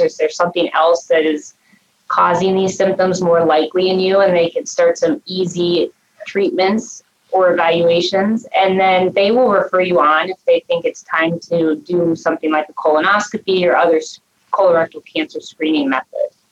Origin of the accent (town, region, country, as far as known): Cincinnati, Ohio, United States; born or raised there; also born or lived in Minnesota; now in Cleveland, United States